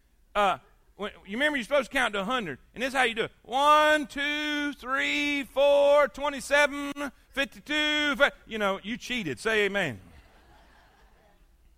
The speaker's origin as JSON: {"language": "English", "region": "South Florida", "country": "United States", "tie": "born or raised there", "moved": "yes", "said": "I grew up in South Florida"}